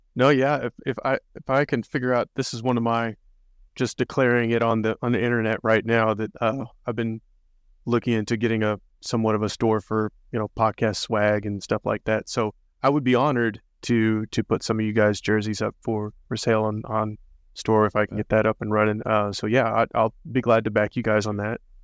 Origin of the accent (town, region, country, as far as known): United States